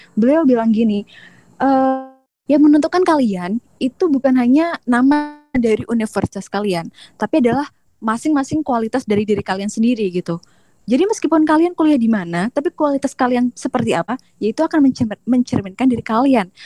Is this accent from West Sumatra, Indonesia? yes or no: no; Jember, East Java, Indonesia; moved away as an adult; now in Taiwan; aku beneran dari kampung kalau misalnya Jember